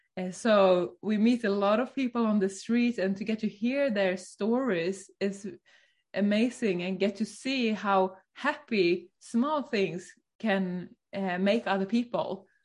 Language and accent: English; Sweden; now in Norway; I'm from Sweden.